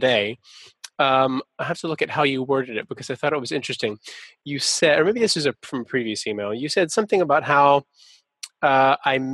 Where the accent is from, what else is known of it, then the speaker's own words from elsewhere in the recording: Atlanta, Georgia, United States; That's my hometown orchestra. I'm from Atlanta